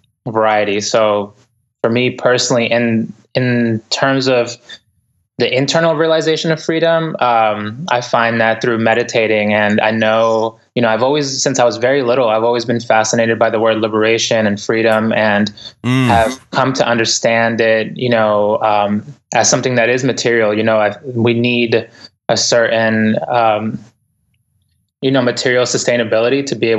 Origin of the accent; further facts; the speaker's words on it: Boston, Massachusetts, United States; English is a second language; also born or lived in Ecuador; I grew up in the inner city in Boston, and I came to the United States back when, I'm originally from Ecuador, and family back here. I came to here when I was about 4 years old